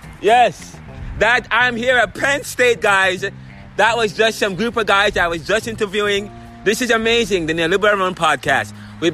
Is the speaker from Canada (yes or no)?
no; Jamaica; now in United States; I'm from Jamaica too.